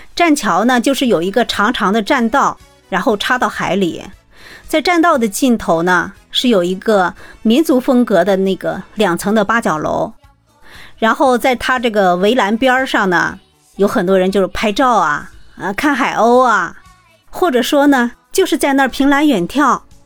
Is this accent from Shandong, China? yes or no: yes; Jinan, Shandong, China; 我来自七十年代，山东济南人。我现在从事的工作呢，是和建筑机械相关的行业